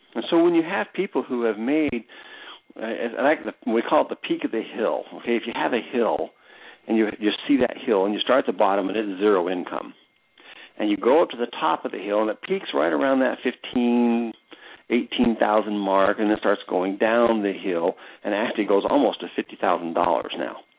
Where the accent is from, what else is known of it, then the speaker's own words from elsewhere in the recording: United States; being an American